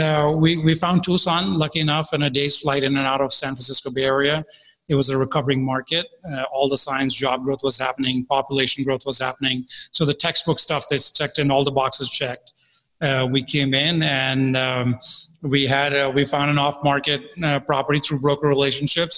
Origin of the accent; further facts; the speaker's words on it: India; I was born in India. Uh, my father was in the army, so we grew up around uh, a very disciplined life